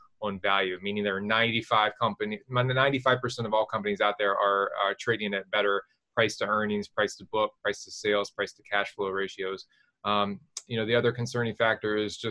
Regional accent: West Virginia, United States; I'm from West Virginia

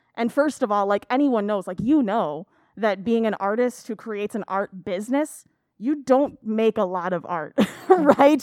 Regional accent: Aurora, Illinois, United States; also born or lived in Elgin; I grew up in Aurora

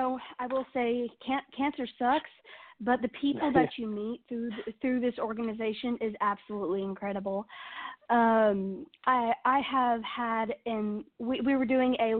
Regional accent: Nashville, Tennessee, United States; I am 15 years old and born and raised in Nashville, Tennessee

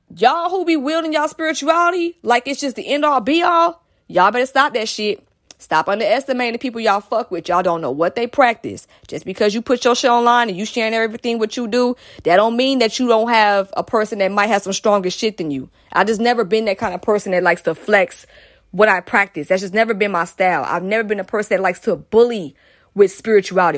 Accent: Atlanta, Georgia, United States; I'm from Atlanta. And mostly the, in the place I grew up in was an all-black area

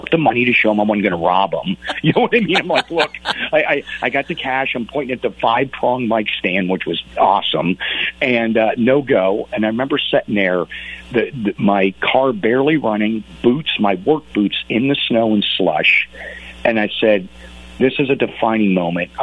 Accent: Pittsburgh, Pennsylvania, United States; I grew up in Pittsburgh

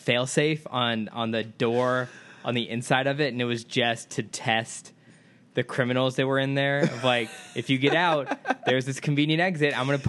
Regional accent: Midwest, United States; I come from the Midwest.

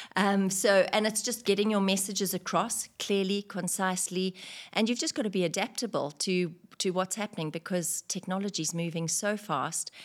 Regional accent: Victoria Falls, Matabeleland North, Zimbabwe; moved away as an adult; also born or lived in United Kingdom; now in United Arab Emirates; I was in the travelin' tourism industry in my hometown in Victoria Falls in Zimbabwe

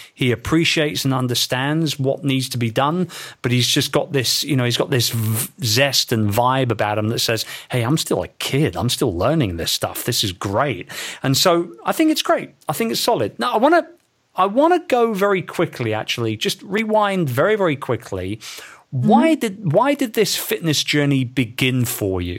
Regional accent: London, United Kingdom; my hometown of London

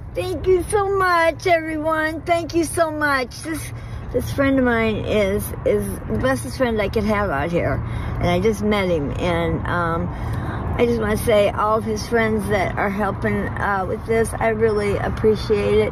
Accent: Miami, Florida, United States; moved away; I'm from Miami

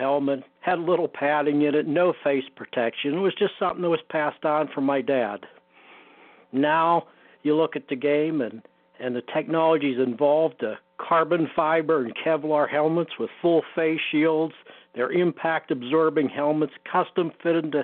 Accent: Pittsburgh, Pennsylvania, United States; moved away; as a kid, I grew up in Pittsburgh

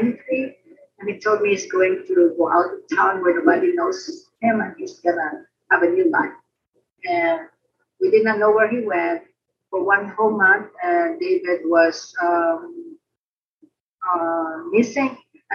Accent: Philippines; now in United States; I grew up in the Philippines, grew up in a Christian home

